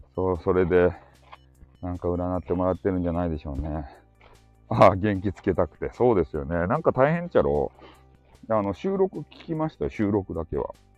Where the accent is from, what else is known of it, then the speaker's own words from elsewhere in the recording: Hakata, Fukuoka, Japan; accent: Hakata dialect; 博多弁昔話クリエイターなんですよ